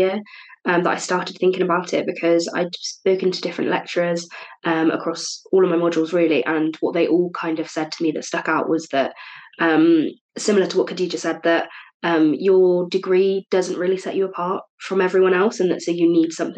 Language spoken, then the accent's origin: English; Cheltenham, South West England, United Kingdom; moved away as an adult; now in Cardiff, United Kingdom; I'm originally from Cheltenham, but I'm studying media and communications at Cardiff Uni